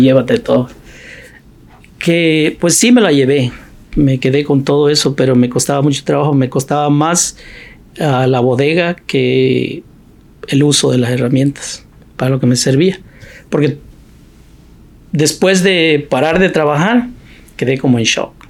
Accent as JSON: {"language": "Spanish", "region": "Oaxaca", "country": "Mexico", "moved": "as an adult", "lives_now": "United States", "said": "muchos de la gente de mi pueblo, que yo soy oaxaqueño"}